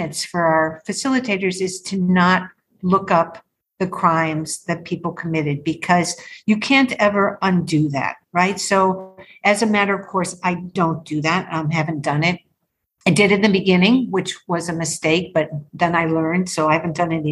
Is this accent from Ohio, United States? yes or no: yes; Cleveland, Ohio, United States; moved away as an adult; also born or lived in Haiti; now in South Florida, United States; I grew up in Cleveland